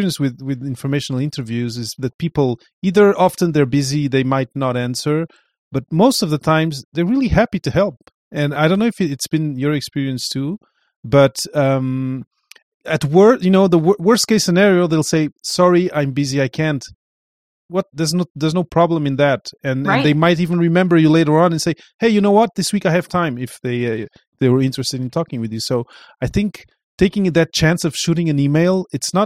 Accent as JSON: {"language": "English", "country": "Portugal", "moved": "yes", "said": "I come from Portugal"}